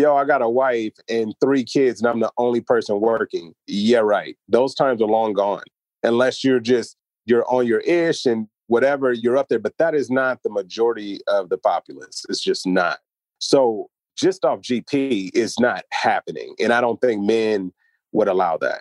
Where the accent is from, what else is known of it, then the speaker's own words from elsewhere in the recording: United States; As an American